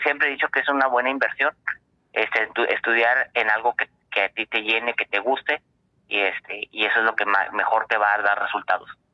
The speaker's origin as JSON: {"language": "Spanish", "region": "Coahuila", "country": "Mexico", "tie": "born or raised there", "moved": "yes", "lives_now": "Tijuana, Mexico", "said": "soy de originario de Coahuila"}